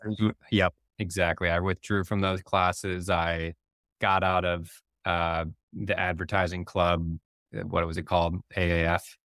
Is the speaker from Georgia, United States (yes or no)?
no; Barrington, Illinois, United States; also born or lived in West Coast; now in Chicago, United States; I grew up in the Northwest burbs in Barrington